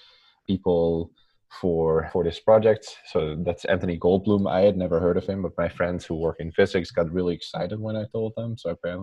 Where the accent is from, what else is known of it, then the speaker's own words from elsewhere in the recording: Netherlands; English is a second language; moved away as an adult; also born or lived in Amsterdam / Yale, New Haven, United States; So I'm from the Netherlands, and as some people sometimes notice, I have an accent. They can't always place it, but I do. So I'm from the Netherlands originally.